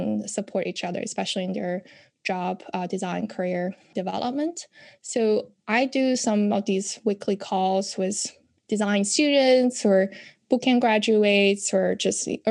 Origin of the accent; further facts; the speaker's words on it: China; moved away as an adult; now in United States; when I grew up in China